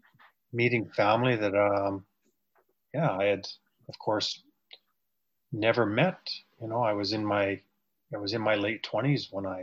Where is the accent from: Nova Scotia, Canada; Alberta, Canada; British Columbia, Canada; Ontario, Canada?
Alberta, Canada; also born or lived in Haida Gwaii; I grew up in Alberta. I was adopted when I was quite young, but I always knew I was native.